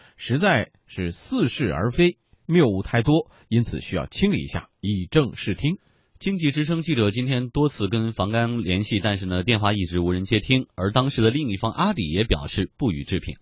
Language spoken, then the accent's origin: Chinese; Yantai, Shandong, China; moved away; 我的老家在山东烟台，我的中学同学当中一部分的家里就是种苹果的